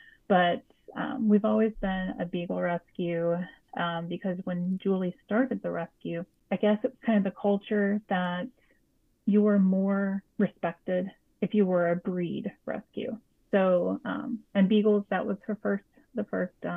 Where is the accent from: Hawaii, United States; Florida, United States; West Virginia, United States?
West Virginia, United States; Huntington; moved away as an adult; now in Pittsburgh, United States; in my hometown of Huntington, West Virginia